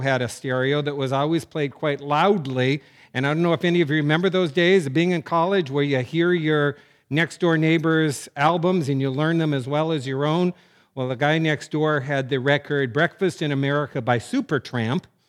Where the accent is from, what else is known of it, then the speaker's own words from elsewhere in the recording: North Dakota, United States; Growing up in North Dakota